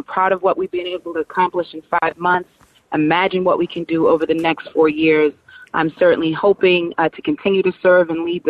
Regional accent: Boston, Massachusetts, United States; my experience growing up in Boston

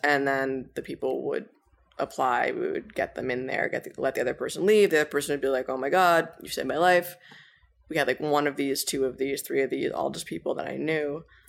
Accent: Cambridge, Massachusetts, United States; moved away as an adult; now in New York City, United States; I grew up in Cambridge, Massachusetts

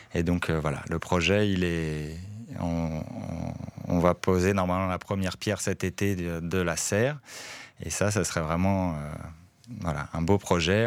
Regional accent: France; accent: French; now in Forest, Belgium; Mon accent français

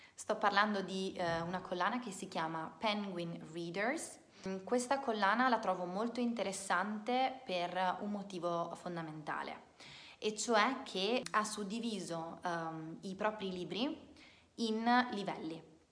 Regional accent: Italy; non sono una madrelingua, non sono madrelingua inglese, ma sono italiana

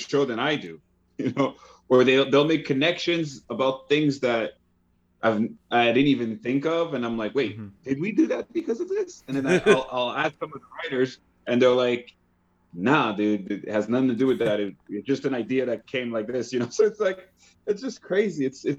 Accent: Quebec, Canada; accent: Quebecois; It's closer to that, but it's there was also with Haitian roots. So it's like my accent is like all over the place, but I can lean into the French or lean into the Quebecois or even lean into the Haitian.

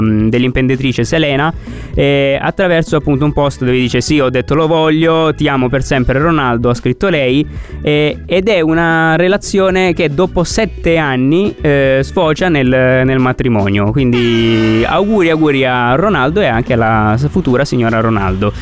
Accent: Apulia, Italy

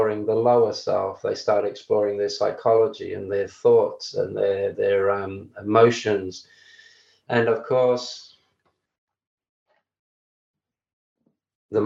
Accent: Australia; I'm Australian

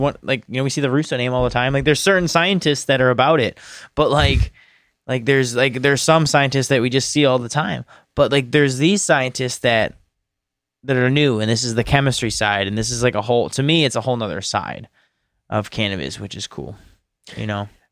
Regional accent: United States; as Americans

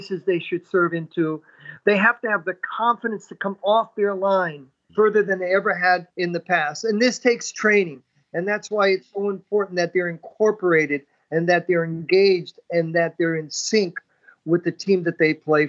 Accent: Hartford, Connecticut, United States; I was born in Hartford, Connecticut, and we had a park called Colts Park. My dad would take me down there

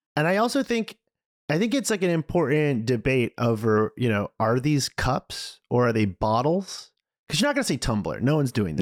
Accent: Marblehead, Massachusetts, United States; I grew up in a neighboring town to him. He's from Swampscott. I'm from Marblehead

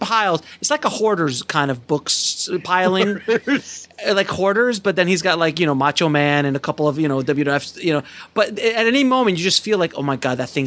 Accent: Fort Lauderdale, Florida, United States; I'm really from Fort Lauderdale.

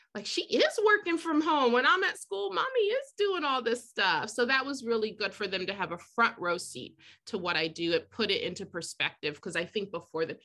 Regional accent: Columbus, Ohio, United States; moved away as an adult; also born or lived in New York City / New Hampshire; now in Boston, United States; growing up in Columbus, Ohio, where I'm from

